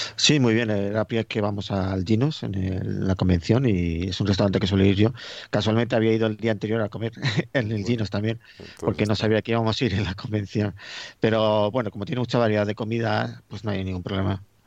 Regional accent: Madrid, Community of Madrid, Spain; now in Getafe, Spain; yo yo soy de Madrid, vivo en Getafe

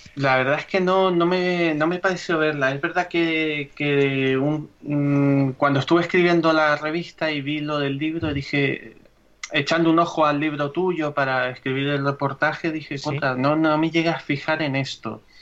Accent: Canary Islands, Spain; nosotros somos canarios

